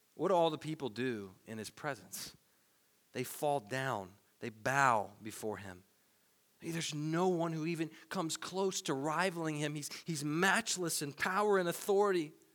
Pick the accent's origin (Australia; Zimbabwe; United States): United States; Tennessee; Growing up in Tennessee